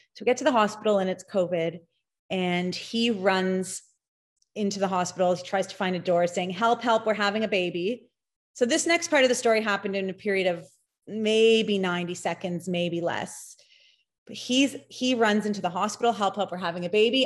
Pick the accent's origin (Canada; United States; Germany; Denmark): Canada; Toronto, Ontario; I am actually from Toronto and I live there